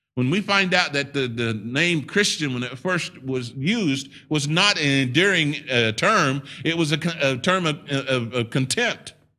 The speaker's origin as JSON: {"language": "English", "country": "United States", "said": "I'm a Native American. I'm a native."}